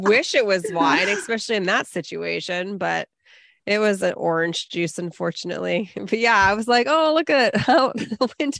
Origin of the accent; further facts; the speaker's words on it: Bay Area, California, United States; now in Los Angeles, United States; I'm from the Bay Area. Like, yeah, I've lived here a long time